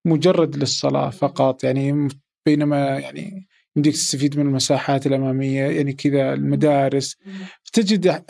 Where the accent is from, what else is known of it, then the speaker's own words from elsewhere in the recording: Saudi Arabia; عندنا في السعودية